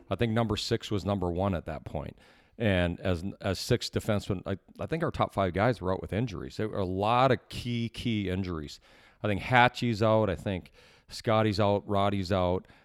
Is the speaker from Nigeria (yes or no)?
no; Canada; as a Canadian kid